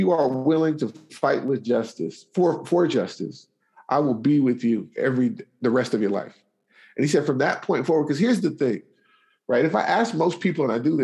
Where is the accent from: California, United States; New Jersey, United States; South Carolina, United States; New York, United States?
California, United States; Richmond; I grew up in Richmond, California, which at the time had the highest murder rate per capita in the United States